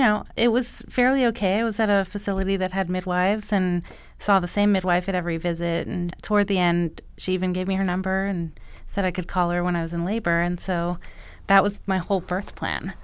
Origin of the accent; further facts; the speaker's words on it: Montreal, Quebec, Canada; now in Los Angeles, United States; I'm from Montreal